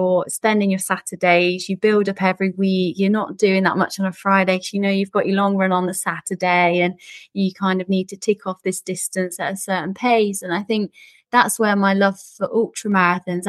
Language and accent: English; Midlands, United Kingdom; also born or lived in Southeast London; now in London, United Kingdom; I live in Southeast London, although I'm actually originally from the Midlands.